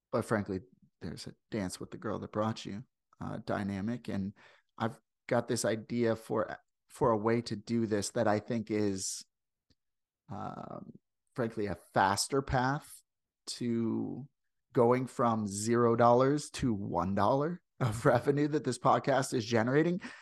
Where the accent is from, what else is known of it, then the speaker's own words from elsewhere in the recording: St. Louis, Missouri, United States; accent: Midwestern; now in Canada; I come from Saint Louis. I come from, like, the, the, the, like, line between th, the southern United States and, and the rest of the country